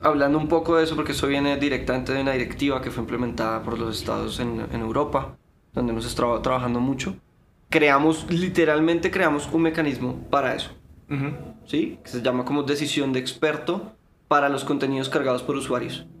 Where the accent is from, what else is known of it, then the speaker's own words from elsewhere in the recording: Colombia; somos abogados colombianos